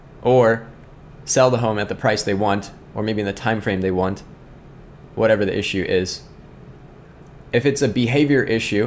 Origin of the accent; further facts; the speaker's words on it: Scranton, Pennsylvania, United States; now in Indianapolis, United States; I'm from Scranton